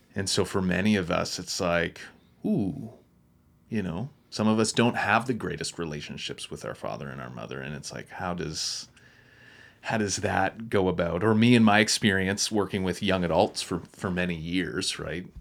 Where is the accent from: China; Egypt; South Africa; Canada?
Canada; Wolfville, Nova Scotia; moved away; I'm from Woofville, Nova Scotia, which is the home of, uh, Just Us Coffee